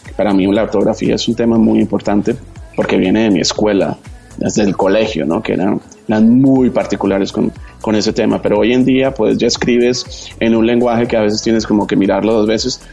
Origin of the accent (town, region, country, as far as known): Colombia